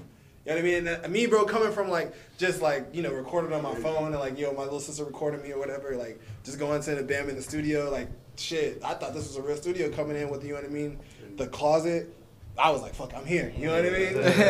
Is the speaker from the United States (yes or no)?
yes; Phoenix, Arizona, United States; Growing up in Phoenix